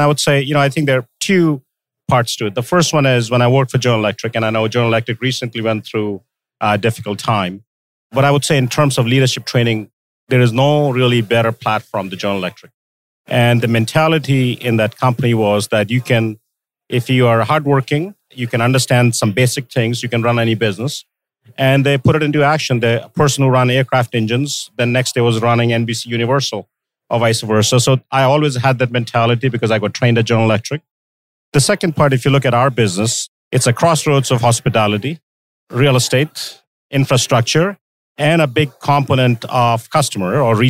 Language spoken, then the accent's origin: English; India; moved away as an adult; also born or lived in Middle East / United States; now in Canada; I grew up in India, went to hotel school in India, worked in Middle East in hotels.